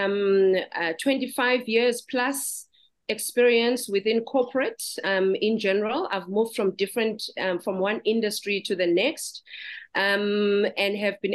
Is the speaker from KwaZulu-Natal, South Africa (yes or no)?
yes; Durban, KwaZulu-Natal, South Africa; That's where I'm originally from. I was born and bred in Durban.